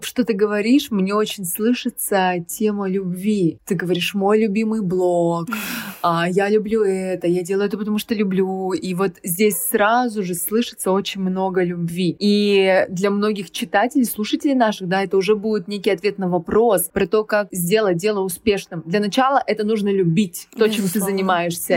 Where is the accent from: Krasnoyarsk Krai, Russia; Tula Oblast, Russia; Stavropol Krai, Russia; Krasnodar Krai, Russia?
Krasnoyarsk Krai, Russia; Krasnoyarsk; moved away as an adult; also born or lived in Moscow / Sochi; Я уехала из Красноярска, из своего родного города, уехала в Москву